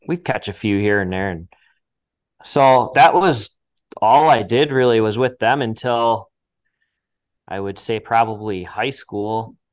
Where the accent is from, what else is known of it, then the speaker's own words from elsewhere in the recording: Eagle River, Wisconsin, United States; I'm born and raised in Eagle River, and, uh, I've lived up here pretty much my whole life